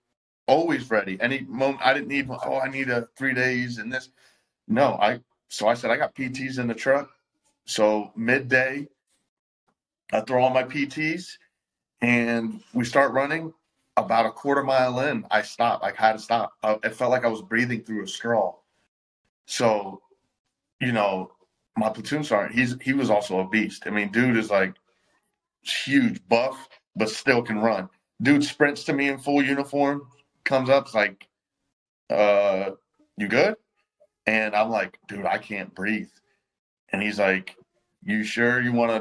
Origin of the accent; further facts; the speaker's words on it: Florida, United States; also born or lived in Jacksonville; I'm from Florida.